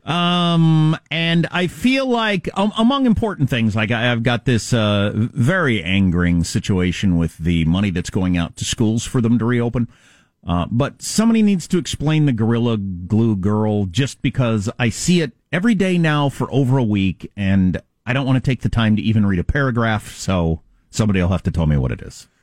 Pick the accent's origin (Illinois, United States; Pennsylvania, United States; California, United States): California, United States; as a Californian where the electricity goes out all the time in regular weather